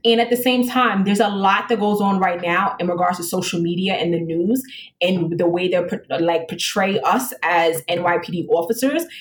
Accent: New York City, New York, United States; I grew up um, in the South Bronx, and I'm a female black

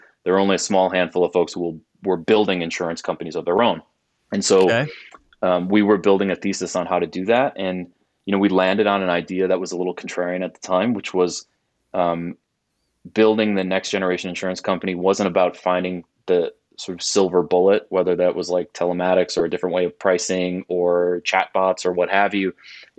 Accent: Milwaukee, Wisconsin, United States; So I'm a Midwest kid, was born and raised in Milwaukee, went to school in Wisconsin

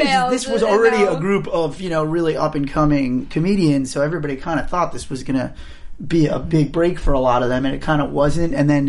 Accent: Long Island, New York, United States; I am a Jew from Long Island who attended a crappy summer camp.

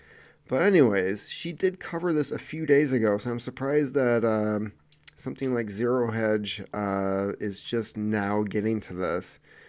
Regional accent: Sweden; born there; even though I was born in Sweden and really like many aspects of this country.

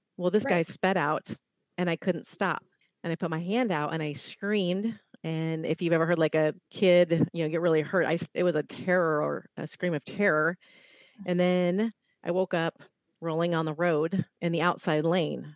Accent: Ohio, United States; now in California, United States; I grew up in Ohio

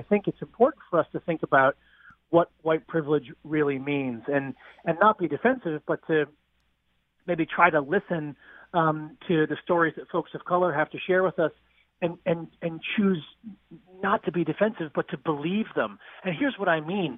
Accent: outside of Boston, Massachusetts, United States; I grew up outside of Boston.

